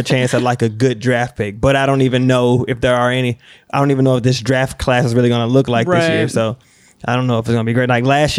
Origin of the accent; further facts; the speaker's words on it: South Carolina, United States; I grew up mostly in South Carolina.